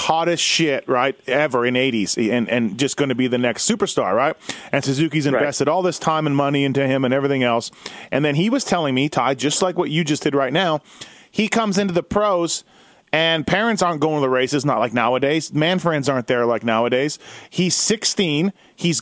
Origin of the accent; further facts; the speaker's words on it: Canada; I'm from Canada